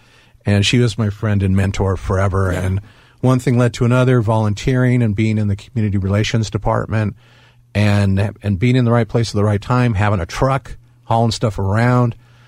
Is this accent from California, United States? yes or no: yes; Los Angeles, California, United States; I grew up in Southern California, North Hollywood